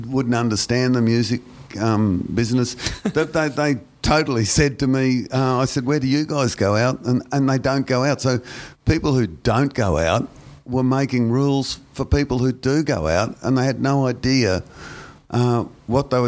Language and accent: English; Brisbane, Queensland, Australia; I'm very patriotic to Brisbane. I'm much more of a Brisbane person than I am a Queenslander or an Australian